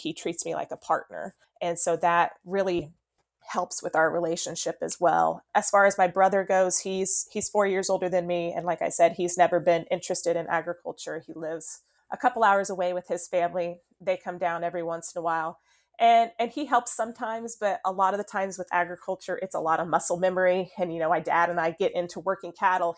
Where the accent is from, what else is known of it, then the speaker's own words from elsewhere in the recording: Eureka, Kansas, United States; We did open up a brick and mortar store this fall in Eureka, Kansas, which is my hometown